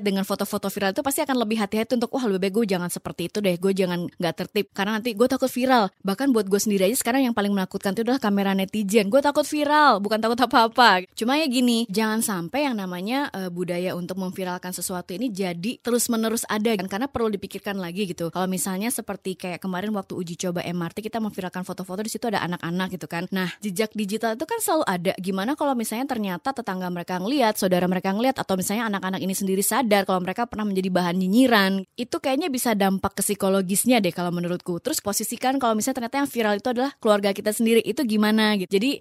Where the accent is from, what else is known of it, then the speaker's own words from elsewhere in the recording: Sorong, Southwest Papua, Indonesia; moved away as an adult; also born or lived in Yogyakarta; now in Jakarta, Indonesia; gue juga orang daerah. Gue dari daerah Sorong Papua, gue merantau ke Jogja untuk kuliah dan kerja sampai akhirnya gue datang ke Jakarta.